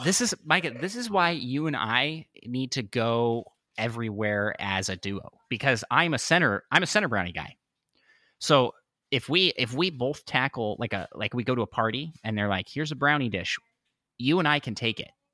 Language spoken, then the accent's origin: English; Washington, United States; moved away; also born or lived in Saint Louis; we grew up in Washington State, which is pretty close to Canada